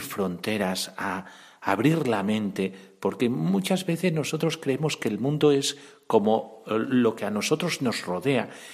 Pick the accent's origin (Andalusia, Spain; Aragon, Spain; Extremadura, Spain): Extremadura, Spain; Cáceres; soy extremeño y de Cáceres